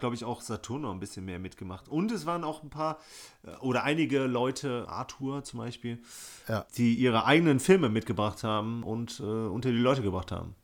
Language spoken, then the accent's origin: German; Bonn, North Rhine-Westphalia, Germany; meine Jugend hier in Bonn